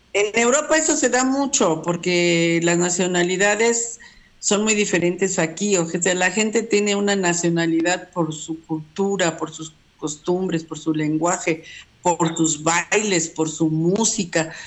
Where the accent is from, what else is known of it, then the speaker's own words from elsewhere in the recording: Mexico; yo nací en México, pero en realidad eh, este, eh, es este, catalana.